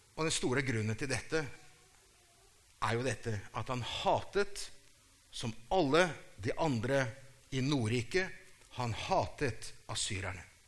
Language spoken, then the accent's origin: Norwegian; Brazil